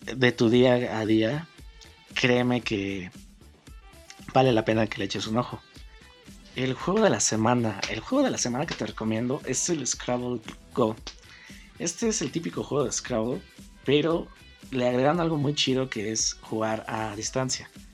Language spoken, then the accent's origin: Spanish; Mexico City, Mexico; soy mexicano originario de la Ciudad de México